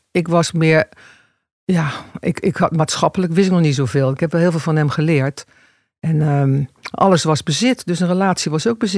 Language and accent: Dutch; Rotterdam, South Holland, Netherlands; born there; Rotterdam. Rotterdam. Kan je het horen dan nog? Nee, niet echt.